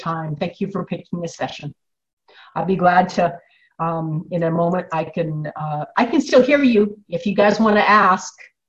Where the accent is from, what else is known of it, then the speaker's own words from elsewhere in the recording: Illinois, United States; I'm from Illinois